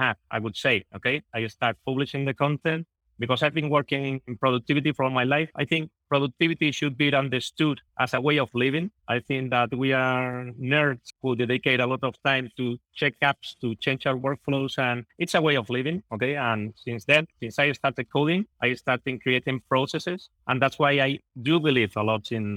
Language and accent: English; southern Spain, Spain; I'm from Spain. I'm from the south of Spain.